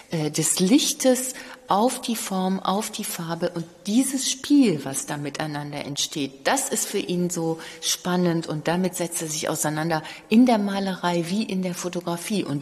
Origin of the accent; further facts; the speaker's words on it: Cologne, North Rhine-Westphalia, Germany; Äh, ich komme ja auch aus Köln und habe früher im Museum Schnüttgen gearbeitet